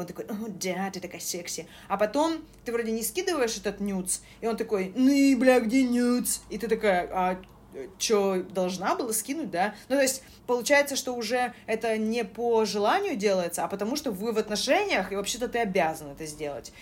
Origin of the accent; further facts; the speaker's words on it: Saint Petersburg, Russia; Я была из Питера